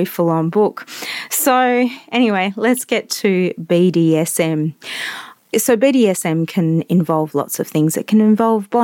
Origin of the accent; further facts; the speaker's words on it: Western Australia, Australia; I am an Aussie, a West Australian